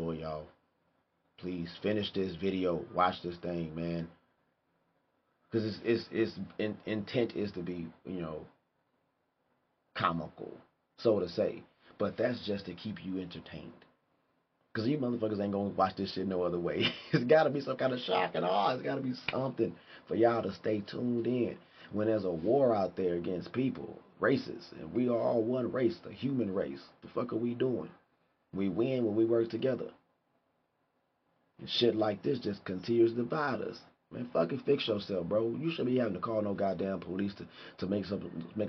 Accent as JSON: {"language": "English", "country": "United States", "said": "I'm fucking American"}